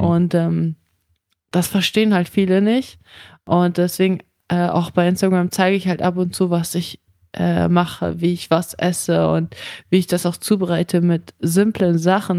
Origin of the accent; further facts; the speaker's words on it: Germany; also born or lived in Kazakhstan; ich bin zwar in Kasachstan geboren, aber ich bin in Deutschland aufgewachsen